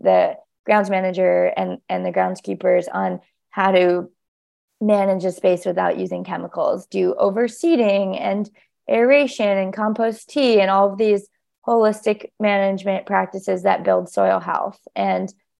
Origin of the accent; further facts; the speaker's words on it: Hawaii, United States; moved away; I'm from Hawaii